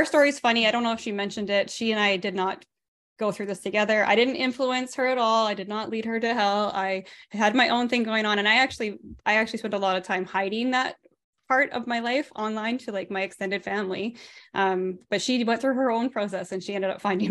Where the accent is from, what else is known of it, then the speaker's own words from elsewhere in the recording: Canada; I grew up in a charismatic Pentecostal family here in Canada